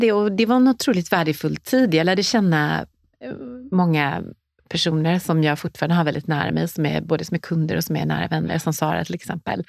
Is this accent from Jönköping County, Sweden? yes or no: yes; Nässjö, Jönköping County, Sweden; moved away as an adult; now in Stockholm, Sweden; Jag kom från Småland, från mm. Nässjö